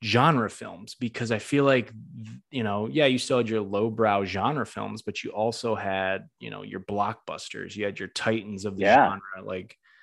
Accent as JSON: {"language": "English", "region": "Northeast", "country": "United States", "said": "I'm from the Northeast"}